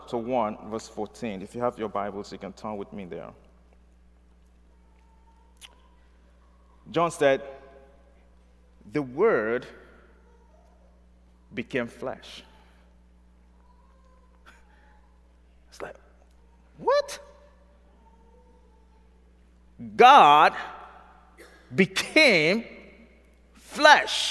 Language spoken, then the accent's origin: English; Nigeria; moved away; I'm from Nigeria